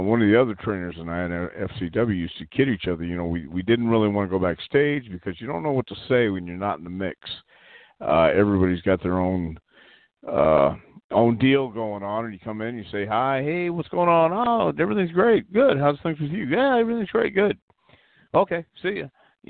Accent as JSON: {"language": "English", "town": "Houston", "region": "Texas", "country": "United States", "tie": "born or raised there", "said": "I grew up in Houston"}